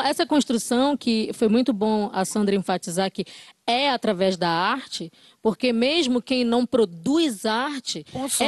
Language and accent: Portuguese; Brazil; todo todo brasileiro tem sangue é criolo